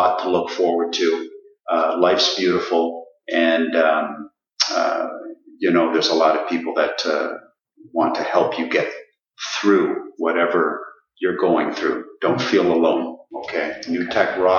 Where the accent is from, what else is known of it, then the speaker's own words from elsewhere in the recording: Ottawa, Ontario, Canada; the Riverside Park is where we grew up in Ottawa.